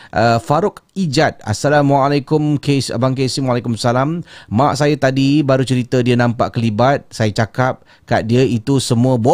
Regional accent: Singapore; Uh, saya orang Singapura menetap di Tampines.

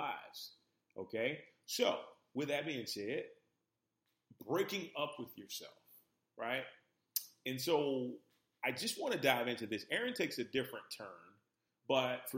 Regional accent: New Orleans, Louisiana, United States; moved away as an adult; now in Los Angeles, United States; So I grew up in New Orleans, Louisiana. And I spent pretty much almost 30 years in New Orleans

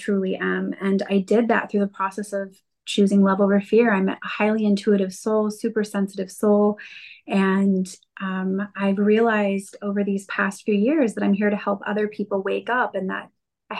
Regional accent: Colorado, United States; now in California, United States; I'm over in California right now, but I'm a Colorado girl

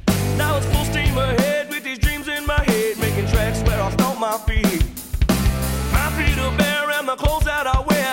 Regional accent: the South, United States; I grew up in the South where tea has to be so sweet it can walk on its own

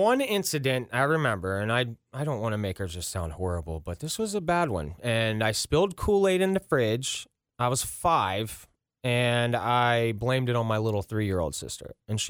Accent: Ross, Ohio, United States; also born or lived in Princeton, Ohio; I grew up in Ross, Ohio.

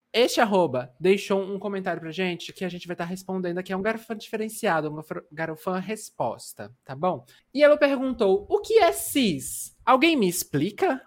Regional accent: Bahia, Brazil; Eu sou trans, eu sou baiana

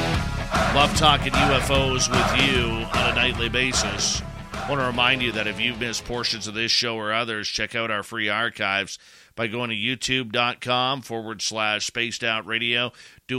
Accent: Canada; being Canadian

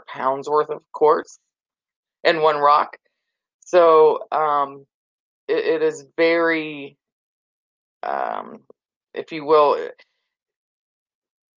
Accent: North Carolina, United States; moved away; also born or lived in Ohio; I lived in Ohio for many, many years, and then we decided 4 years ago to move back here, you know, to my home state

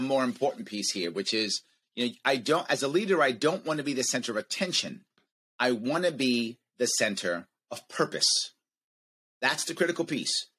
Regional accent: United States; as an American

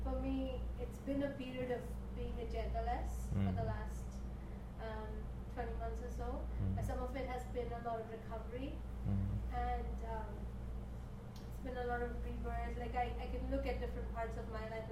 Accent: India; moved away; I grew up in India

